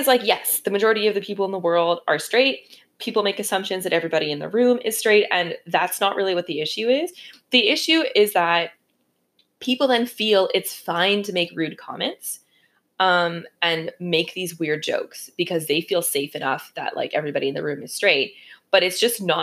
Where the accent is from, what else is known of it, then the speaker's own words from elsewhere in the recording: Canada; I grew up in Canada